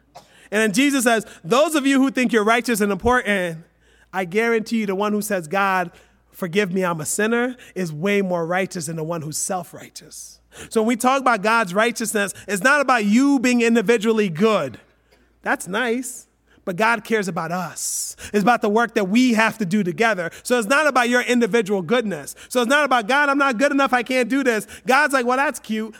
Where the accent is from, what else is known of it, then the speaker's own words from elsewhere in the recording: United States; we're Westerners, we're American